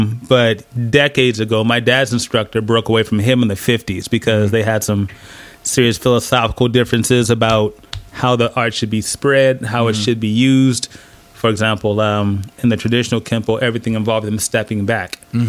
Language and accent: English; San Diego, California, United States; Oh man, I was lucky because even though I started in the late 70s